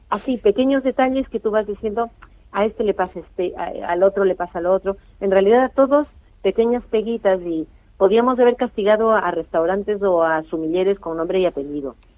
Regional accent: Spain; como buenos españoles

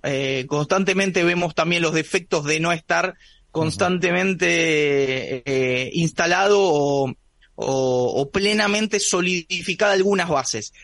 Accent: Buenos Aires, Argentina; Yo soy de Buenos Aires

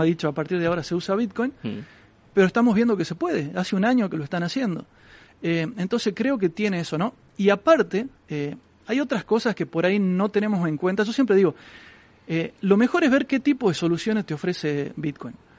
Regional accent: Argentina; yo vengo de Argentina donde tenemos una inflación muy alta

